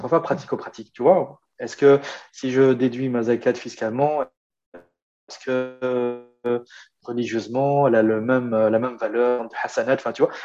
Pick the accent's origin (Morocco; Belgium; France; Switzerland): Belgium; Brussels, Brussels-Capital Region; chez nous à Bruxelles